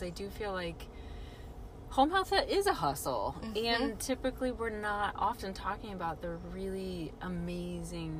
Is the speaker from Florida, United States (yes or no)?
no; Omaha, Nebraska, United States; I'm actually from Omaha, Nebraska